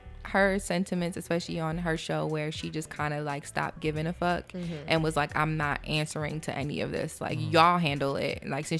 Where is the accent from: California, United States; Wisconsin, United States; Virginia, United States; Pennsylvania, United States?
Pennsylvania, United States; Philadelphia; accent: Philly; moved away; also born or lived in New York; I was born in New York, but I didn't have time to develop an accent because I lived in Philly. So when I moved back out here, a lot of people were like, you're from the South or whatever. I'm like, I'm from Philly.